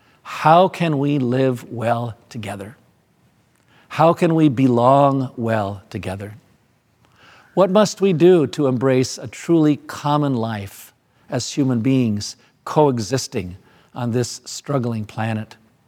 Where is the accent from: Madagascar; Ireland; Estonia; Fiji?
Madagascar; Where I grew up in Madagascar, I never saw a real winnowing fork